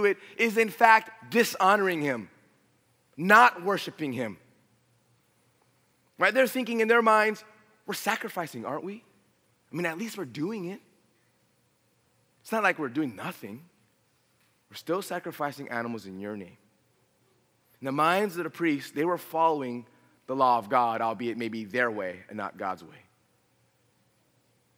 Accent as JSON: {"language": "English", "town": "Los Angeles", "region": "California", "country": "United States", "tie": "born or raised there", "also_born_or_lived": "Riverside, California", "said": "I was born and raised in San Fernando Valley"}